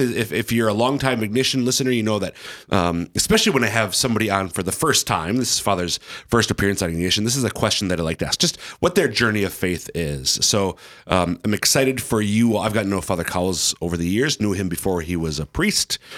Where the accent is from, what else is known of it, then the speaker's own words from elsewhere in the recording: Central Minnesota, United States; now in Sioux Falls, United States; I'm from Central Minnesota